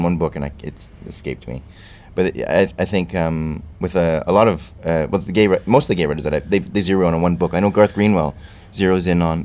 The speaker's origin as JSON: {"language": "English", "town": "Calgary", "region": "Alberta", "country": "Canada", "tie": "born or raised there", "moved": "as an adult", "lives_now": "United Kingdom", "said": "Calgary, my hometown"}